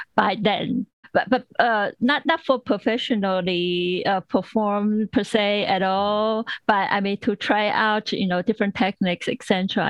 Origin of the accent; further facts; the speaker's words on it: Taiwan; now in United States; when I grew up in Taiwan